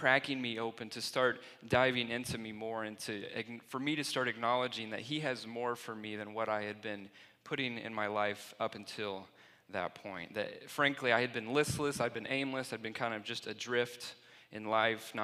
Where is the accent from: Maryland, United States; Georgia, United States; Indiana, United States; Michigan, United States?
Indiana, United States; Plainfield; I grew up in Plainfield, Indiana